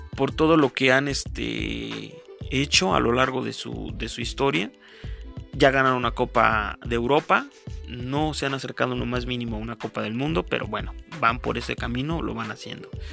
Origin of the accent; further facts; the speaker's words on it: Mexico; Yo soy de México